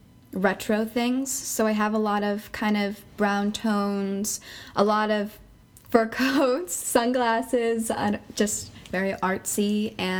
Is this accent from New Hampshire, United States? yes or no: yes; Claremont, New Hampshire, United States; I'm from Claremont, New Hampshire